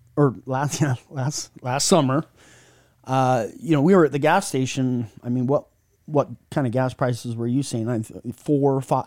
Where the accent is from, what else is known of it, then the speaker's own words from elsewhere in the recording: Utah, United States; I'm from Utah, so we call it data, data, data.